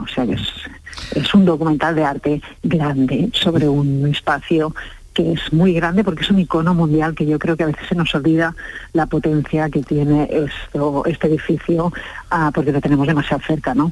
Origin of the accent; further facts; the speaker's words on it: Catalonia, Spain; yo soy catalana